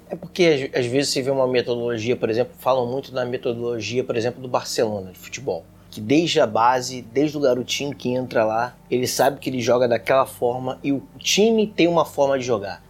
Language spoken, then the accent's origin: Portuguese; Rio de Janeiro, Brazil; nós que somos aqui do Rio